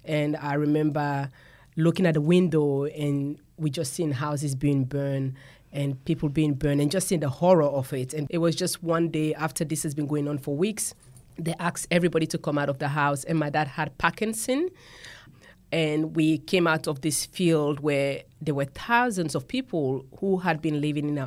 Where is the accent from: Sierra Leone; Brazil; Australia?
Sierra Leone; moved away as an adult; I grew up in Sierra Leone, West Africa, and I grew up with four siblings.